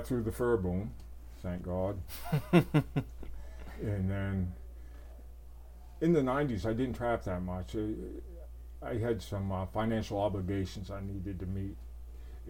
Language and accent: English; Maine, United States; moved away as an adult; also born or lived in Idaho / Montana / Wyoming; as a kid growing up in Maine